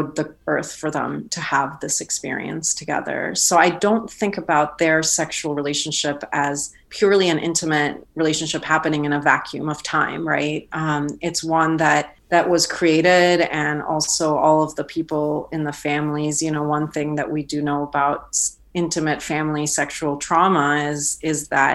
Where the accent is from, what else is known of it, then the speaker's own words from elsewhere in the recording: Iran; our communities in Iran